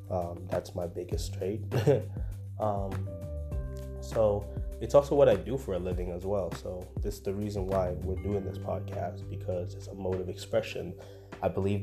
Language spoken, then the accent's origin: English; Windsor, Ontario, Canada; also born or lived in Congo; I'm from Congo originally. I'm born in Congo within this lifetime. So I came from Congo, and then I came to Canada, which is where I reside. I live in Windsor, Canada. And I came here at the age of 5